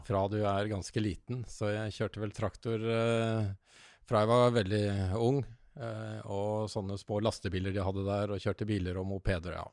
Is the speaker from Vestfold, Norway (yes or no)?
no; Bærum, Akershus, Norway; Jeg, jeg kommer fra Bærum